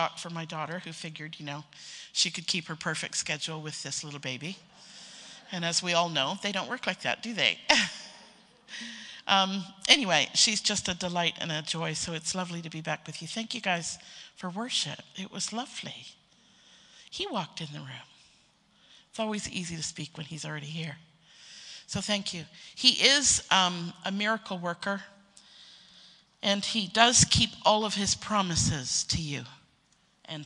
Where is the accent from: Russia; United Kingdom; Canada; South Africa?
Canada; being a Canadian myself